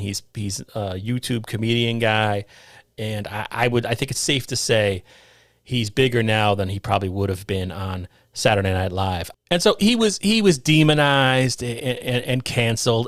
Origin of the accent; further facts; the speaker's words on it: Somers, New York, United States; where we grew up in Somers, New York at the time